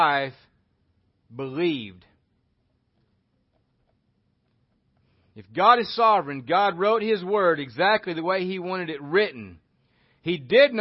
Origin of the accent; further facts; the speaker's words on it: Oklahoma, United States; I'm from Oklahoma and I speak like this